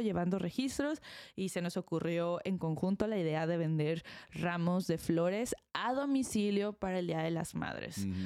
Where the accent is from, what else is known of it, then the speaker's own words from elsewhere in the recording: Mexico; nosotros como mexicanos estamos acostumbrados a tener unas bodas grandes